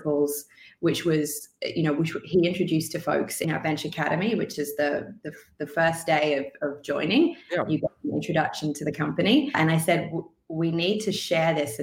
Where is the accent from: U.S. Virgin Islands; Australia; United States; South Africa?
Australia; Sunshine Coast, Queensland; moved away as an adult; also born or lived in Vancouver, Canada; move back to Australia, where the climate, not all of Australia, but where I grew up on the Sunshine Coast, is pretty temperate all year.